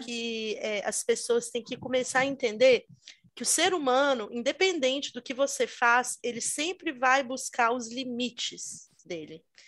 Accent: Brazil; now in England, United Kingdom; aqui na Inglaterra, muitas pessoas, ah, de onde você é? E quando eu falo Brasil

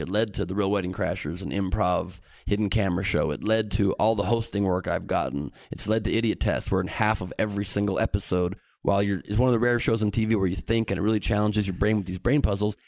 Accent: Los Angeles, California, United States; growing up in a beautiful city here in L

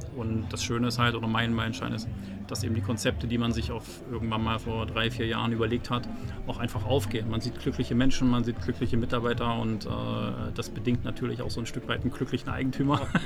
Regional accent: Zittau, Saxony, Germany; bin gebürtiger Sachse, äh, Ostsachse, um genau zu sein, gebürtig in Zittau.

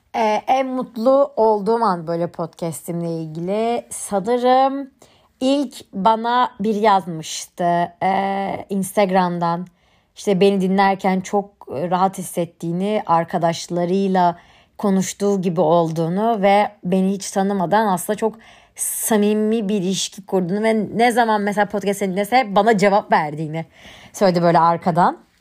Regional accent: Istanbul, Turkey; ben 21 Ağustos 1999 yılında İstanbul'da doğdum.

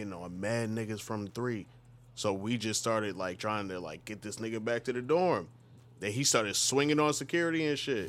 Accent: New York, United States; moved away; I'm from New York

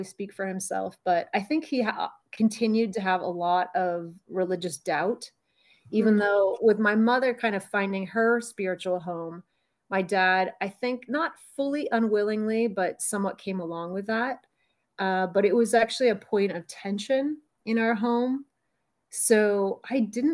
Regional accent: Palo Alto, California, United States; now in Provo, United States; I grew up in Palo Alto, California, which was a fantastic place

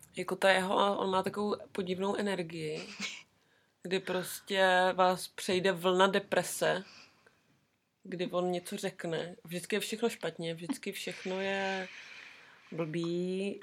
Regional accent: Czechia; moved away as an adult; now in New Zealand; my Češky

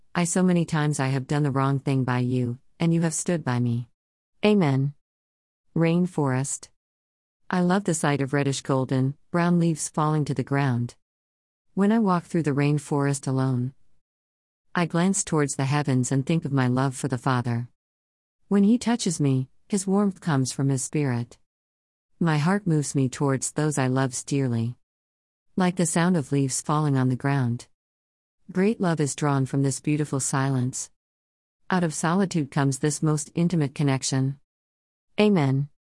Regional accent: Melbourne, Victoria, Australia; I was born in Melbourne, Australia, 1954

